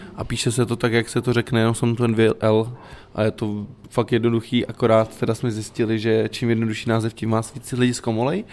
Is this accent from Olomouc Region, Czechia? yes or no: no; South Bohemian Region, Czechia; v čem jsme vyrůstali, já jsem třeba z Jihuček